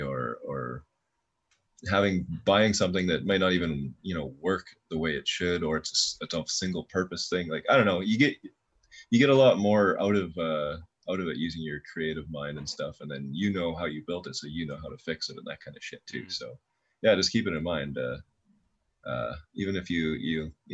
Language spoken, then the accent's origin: English; Canada; being a Canadian growing up in the 90s